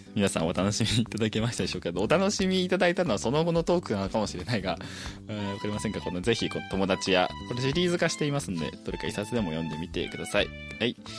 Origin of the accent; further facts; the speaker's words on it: Fukuoka, Japan; moved away; 私福岡の方に帰った